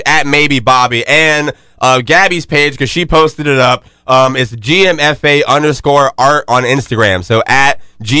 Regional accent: Jacksonville, the South, United States; I'm from the South

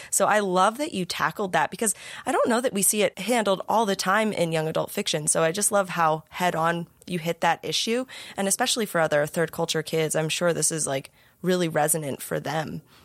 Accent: United States; I was born and raised in America, in the same part of America.

